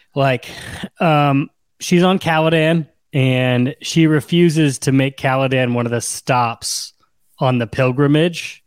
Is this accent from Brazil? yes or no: no; United States; we're American